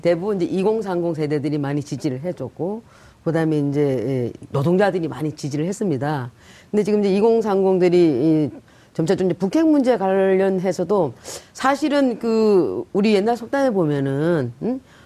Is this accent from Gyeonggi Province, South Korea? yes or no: no; Sangju, North Gyeongsang, South Korea; moved away; 경북 상주입니다.